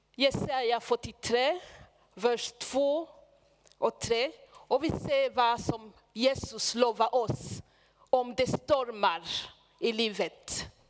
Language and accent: Swedish; Burundi; Swedish is a second language; moved away as an adult; also born or lived in Hedemora, Sweden; now in Sweden; alla tre vi kom från Burundi.